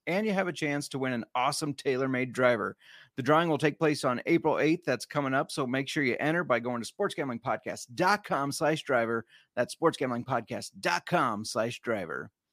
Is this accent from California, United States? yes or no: no; Council Bluffs, Iowa, United States; I grew up in Council Bluffs, Iowa.